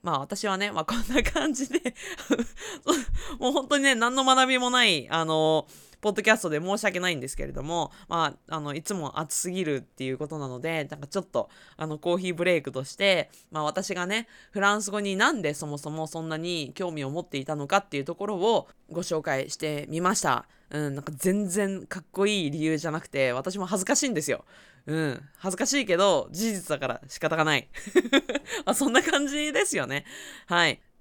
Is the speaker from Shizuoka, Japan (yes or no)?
no; Aichi, Japan; 私はまあ、地元が愛知県で